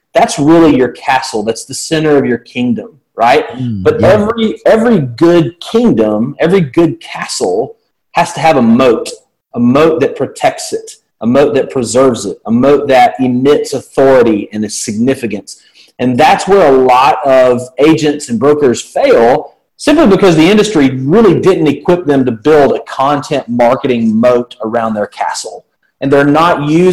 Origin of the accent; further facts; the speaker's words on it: Birmingham, Alabama, United States; accent: southern; Happily married here in the south of the United States. You can tell by my accent. I'm born and raised